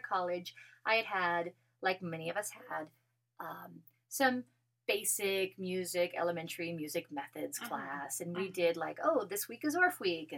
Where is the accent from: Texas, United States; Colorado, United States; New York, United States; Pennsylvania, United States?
Colorado, United States; now in New Mexico, United States; I'm originally from Colorado, and so I was spending the summers a little bit in Colorado still.